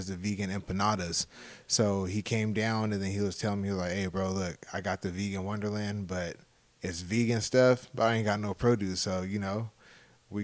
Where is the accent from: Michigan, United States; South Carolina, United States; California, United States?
California, United States; San Jose; also born or lived in Modesto, California; now in Las Vegas, United States; originally, I'm from the Bay Area, San Jose, California